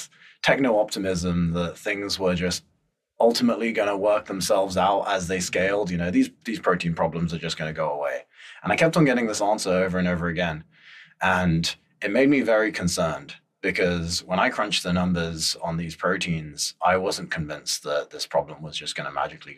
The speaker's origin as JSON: {"language": "English", "town": "Antakya", "region": "Hatay", "country": "Turkey", "tie": "born or raised there", "also_born_or_lived": "London", "moved": "yes", "lives_now": "San Francisco, United States", "said": "I'm Turkish. So my family lives on the southeast side of Turkey, a place called Antioch"}